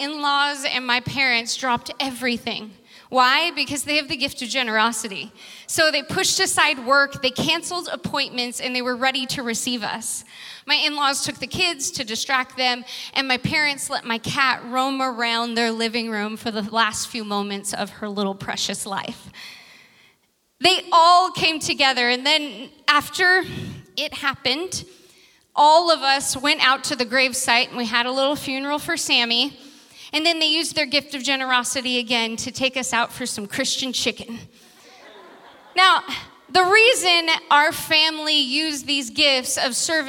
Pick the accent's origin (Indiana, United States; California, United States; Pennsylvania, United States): California, United States; Vacaville; now in San Francisco, United States; Uncle Danny is my brother who lives back in my hometown on 5 acres, farmer Uncle Danny.